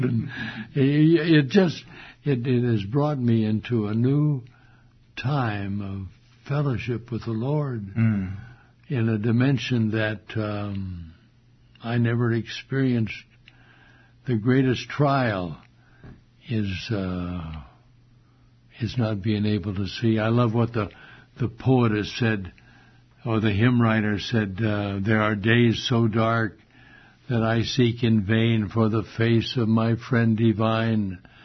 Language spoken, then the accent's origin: English; Modesto, California, United States; this was my hometown, Modesto.